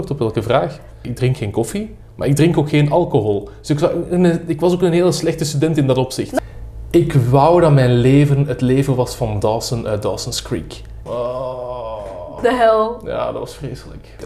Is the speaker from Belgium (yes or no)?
yes; Mechelen, Flanders, Belgium; now in Brussels, Belgium; Ik ben van Mechelen. Hè. Ik, woon ik woon al heel lang in Brussel, maar ik ben van Mechelen.